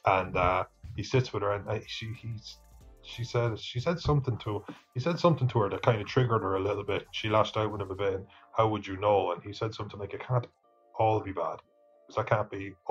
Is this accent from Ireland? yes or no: yes; Ireland; we're Irish